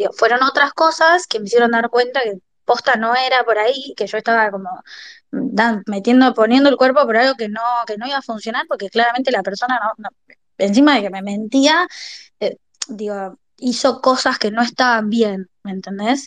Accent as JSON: {"language": "Spanish", "town": "La Plata", "region": "Buenos Aires Province", "country": "Argentina", "tie": "born or raised there", "moved": "as an adult", "lives_now": "Buenos Aires, Argentina", "said": "yo soy nacida en La Plata, y en el 20 en el 2021 se me ofrece una oportunidad importante acá en Capital para trabajar y me mudo"}